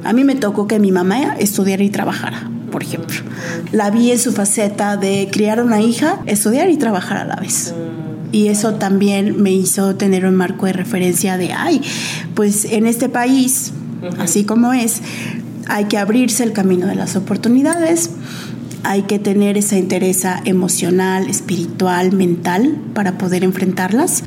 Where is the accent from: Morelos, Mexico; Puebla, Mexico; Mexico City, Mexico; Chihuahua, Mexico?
Morelos, Mexico; en Morelos, sí, porque crecí en Morelos